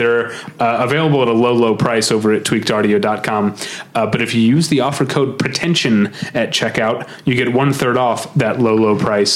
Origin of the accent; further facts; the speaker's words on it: St. Louis, Missouri, United States; I grew up in St. Louis, Missouri